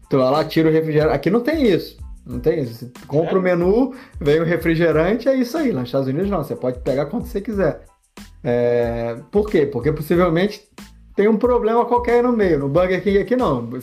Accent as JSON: {"language": "Portuguese", "region": "Rio de Janeiro", "country": "Brazil", "also_born_or_lived": "Netherlands", "said": "eu fui morar na Holanda, inclusive, morei lá um ano. É, e, e, pronto, como bom carioca, a polícia apareceu."}